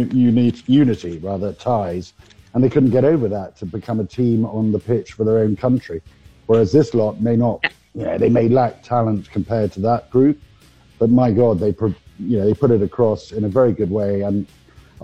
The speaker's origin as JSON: {"language": "English", "town": "Dublin", "region": "Leinster", "country": "Ireland", "tie": "born or raised there", "said": "I was born in Dublin"}